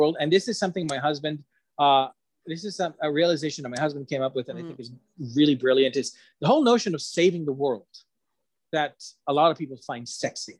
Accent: Ecuador; I come from Ecuador.

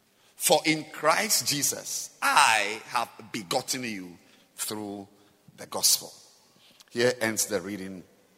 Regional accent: Singapore; So seriously, here, I mean, I'm just from Singapore.

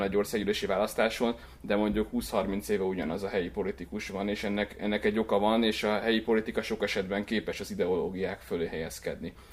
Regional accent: Csepreg, Vas, Hungary; moved away as an adult; now in Budapest, Hungary; Én Vas megyéből származok, a Vas megyei Csepregről

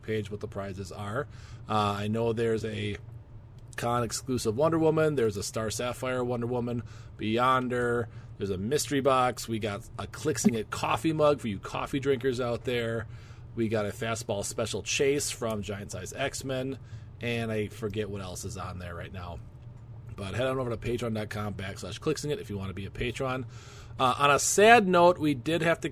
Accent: Wisconsin, United States; we're from Wisconsin

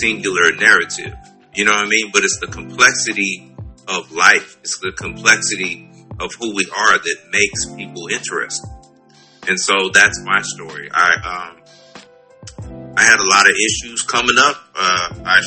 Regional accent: West Coast, United States; moved away; I'm originally from the West Coast

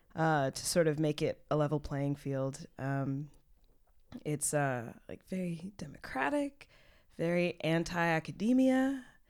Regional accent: Texas, United States; now in Berlin, Germany; I'm from Texas

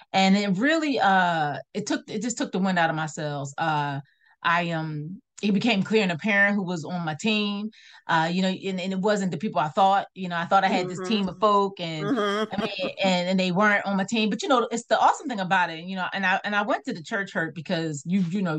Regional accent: Philadelphia, Pennsylvania, United States; moved away; I'm a native from Philadelphia, I live in a small town

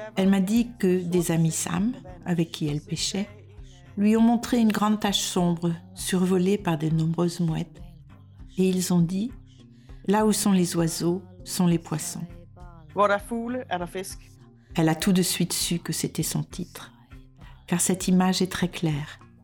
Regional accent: France; moved away as an adult; now in Denmark

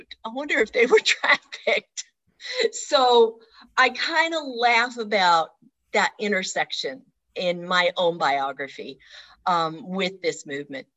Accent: Southeast Alaska, United States; also born or lived in Seattle, Washington; now in Paris, France; I am a very proud Southeast Alaska girl, was born in Seattle, but raised there

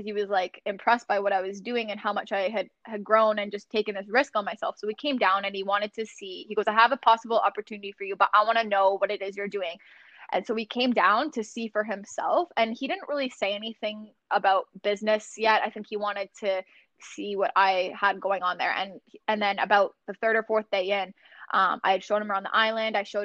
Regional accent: Sarnia, Ontario, Canada; my hometown of Sarnia

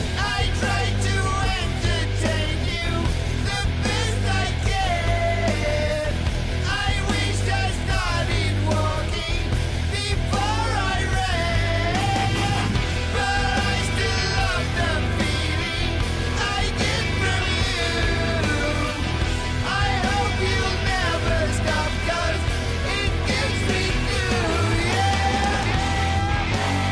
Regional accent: United Kingdom; also born or lived in Los Angeles, United States; now in Austin, United States; as a Brit, a British Texan

